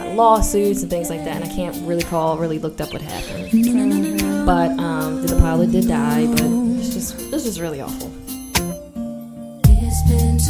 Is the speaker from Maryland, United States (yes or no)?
yes; Baltimore, Maryland, United States; I grew up in Baltimore hood